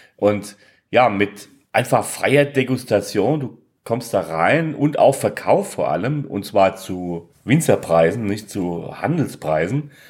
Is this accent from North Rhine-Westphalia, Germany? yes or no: no; Villingen-Schwenningen, Baden-Württemberg, Germany